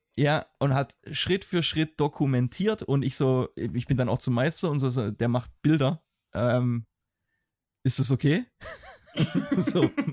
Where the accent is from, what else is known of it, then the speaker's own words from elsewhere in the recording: Germany; als Deutscher